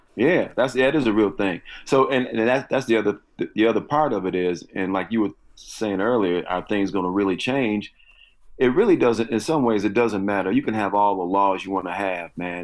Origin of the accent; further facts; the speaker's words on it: Chicago, Illinois, United States; I grew up in, yeah, in Chicago, and then the s-, south suburbs, and then back in Chicago.